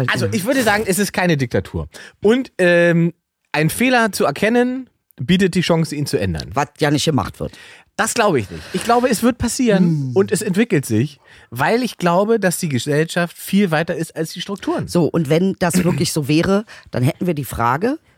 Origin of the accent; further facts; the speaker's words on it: Mannheim, Baden-Württemberg, Germany; born there; Ja, ich bin in Mannheim geboren. Genau. Eigentlich.